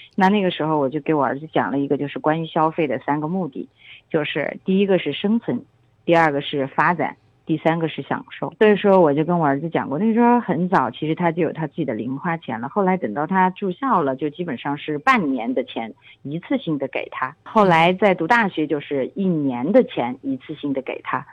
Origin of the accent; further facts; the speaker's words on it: China; 我们中国人